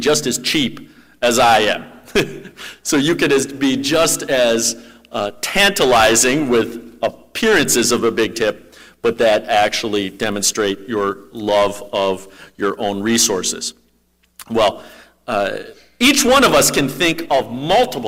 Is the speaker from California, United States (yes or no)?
no; Minnesota, United States; I'm a Minnesotan